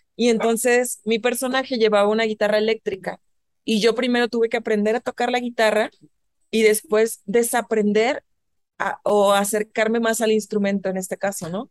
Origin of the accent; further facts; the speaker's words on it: northern Mexico, Mexico; accent: norteño; moved away as an adult; also born or lived in New York / Barcelona; now in Mexico City, Mexico; mi tono norteño y lo que quieras, más marcado en ese entonces